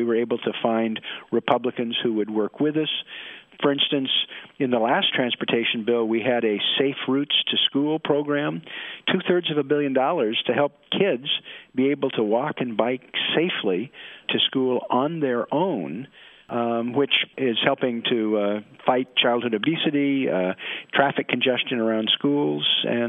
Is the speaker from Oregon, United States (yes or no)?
yes; Portland, Oregon, United States; I'm from Portland, Oregon, where it rains all the time, so we need rain gear.